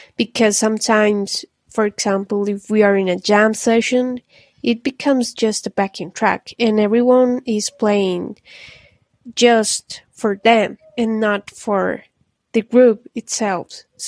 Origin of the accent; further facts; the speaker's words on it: Medellin, Antioquia, Colombia; I'm from Medellin, Colombia. Greetings from here.